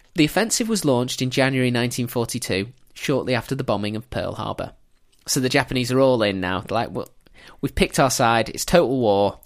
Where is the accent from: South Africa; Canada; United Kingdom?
United Kingdom; England; as an English schoolchild